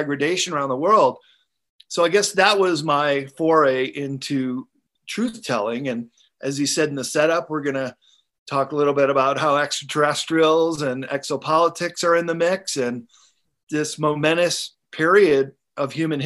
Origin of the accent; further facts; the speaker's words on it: Chicago, Illinois, United States; moved away as an adult; also born or lived in Japan; I grew up in Chicago and it's pretty flat and kind of boring.